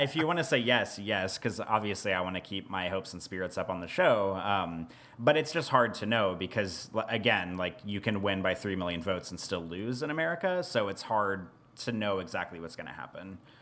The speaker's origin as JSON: {"language": "English", "country": "United States", "said": "as an American citizen"}